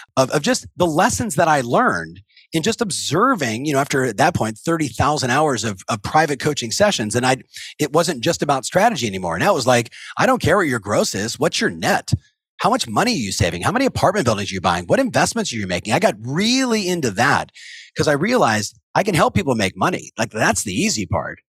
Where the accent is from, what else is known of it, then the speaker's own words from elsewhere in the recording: Southern California, United States; I was raised in Southern California